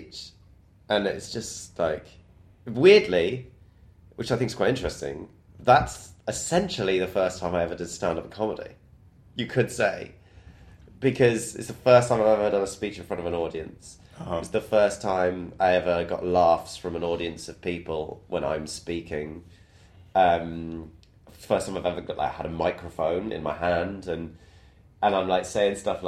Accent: Bristol, South West England, United Kingdom; moved away

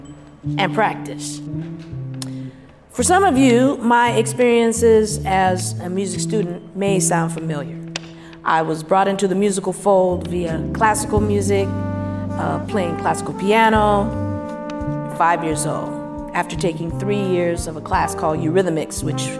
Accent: Los Angeles, California, United States; I grew up in South Central Los Angeles

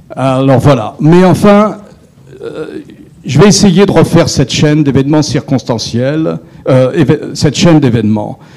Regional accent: France; en tant que Français, né en 1950, je n'ai jamais connu la guerre sur mon territoire.

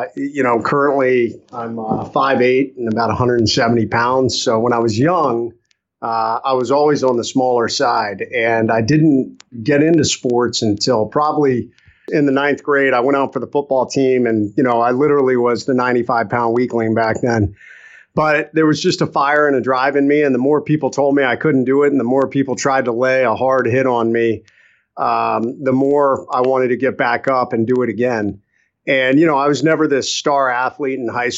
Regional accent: Ohio, United States; moved away; I was born in Ohio

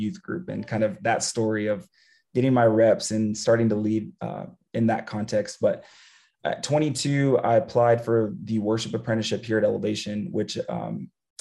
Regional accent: San Antonio, Texas, United States; moved away as an adult; I grew up born and raised in San Antonio, Texas

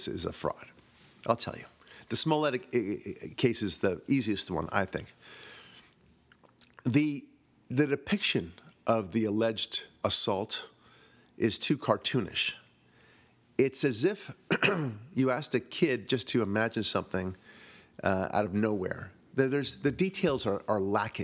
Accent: Israel; moved away; I'm from Israel originally

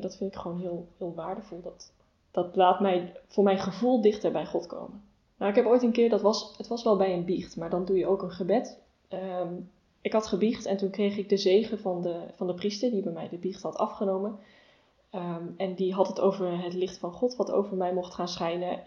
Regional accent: Rosmalen, North Brabant, Netherlands; moved away as an adult; now in Nijmegen, Netherlands; Ik ben geboren en opgegroeid in Rosmalen

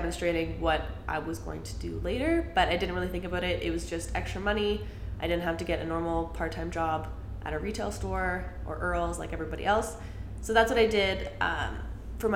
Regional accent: Calgary, Alberta, Canada; I grew up in Calgary, still live in Calgary

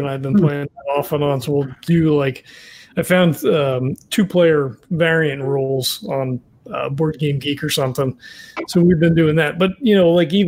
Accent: New Jersey, United States; now in Tucson, United States; from New Jersey, which is where I'm originally from

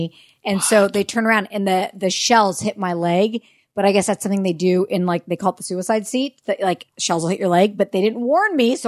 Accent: Orange County, California, United States; I'm from Southern California. I'm not from Los Angeles. I'm from Orange County.

